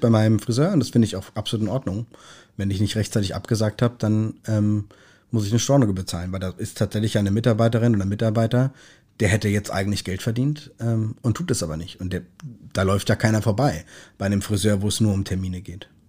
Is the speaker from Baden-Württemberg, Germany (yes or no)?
yes; Kaiserstuhl, north of Freiburg, Baden-Württemberg, Germany; moved away as an adult; now in Hamburg, Germany; Ich komm, äh, vom Kaiserstuhl an der Grenze zum Elsass, nördlich von Freiburg